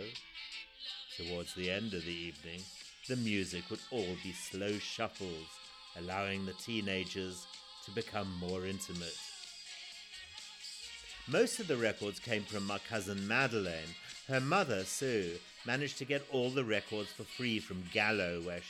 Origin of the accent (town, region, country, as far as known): Zimbabwe; born or raised there